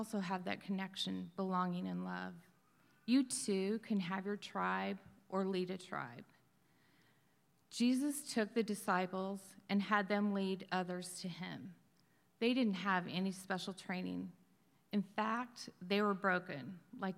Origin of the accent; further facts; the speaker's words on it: Wyoming, United States; I grew up in Wyoming, the oldest of 4 children in a strong, faithful Christian home.